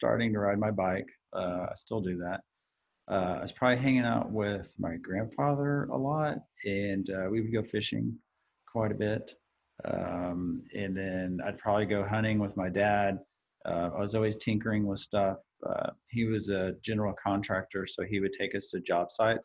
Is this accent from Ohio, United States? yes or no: no; Texas, United States; I was actually born in Texas. I've lived nowhere else other than Texan, so I'm a native Texan